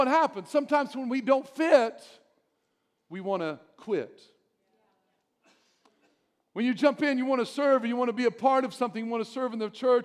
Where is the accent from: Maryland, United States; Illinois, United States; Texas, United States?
Illinois, United States; Albion; I'm from Albion, and we had our own brick-making place there. Our streets were all made with brick